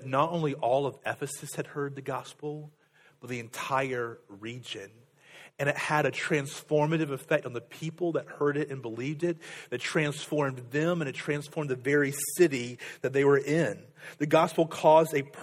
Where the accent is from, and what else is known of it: United States